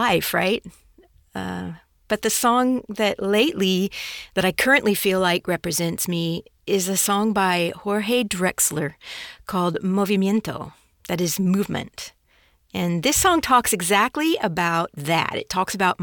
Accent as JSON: {"language": "English", "town": "Chicago", "region": "Illinois", "country": "United States", "tie": "born or raised there", "also_born_or_lived": "El Salvador", "said": "we returned to Chicago, and I grew up in a Mexican community in Chicago"}